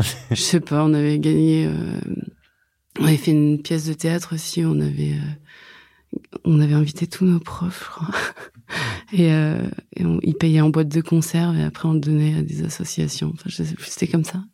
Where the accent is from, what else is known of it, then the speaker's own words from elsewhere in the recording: Brittany, France; je suis bretonne